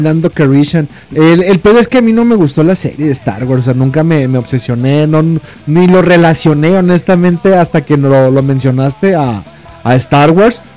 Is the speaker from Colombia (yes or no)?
no; Mexico; a mí y al resto de México